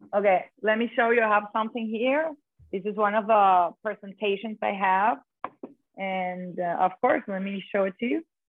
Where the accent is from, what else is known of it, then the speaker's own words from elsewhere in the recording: Caracas, Capital District, Venezuela; moved away as an adult; also born or lived in Spain; now in Key Biscayne, United States; I'm born and raised in Caracas, Venezuela.